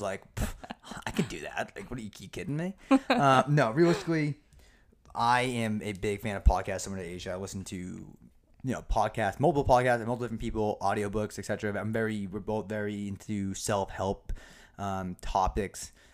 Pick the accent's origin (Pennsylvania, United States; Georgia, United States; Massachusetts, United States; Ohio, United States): Massachusetts, United States; Norton; also born or lived in Foxborough, Massachusetts; born and raised, um, in Massachusetts, grew up in a small town of Norton, and then I moved to the great town of Foxborough